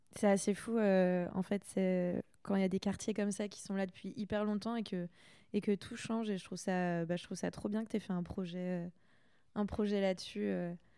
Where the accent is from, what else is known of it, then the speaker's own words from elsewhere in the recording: Saint-Malo, Brittany, France; moved away; je suis bretonne aussi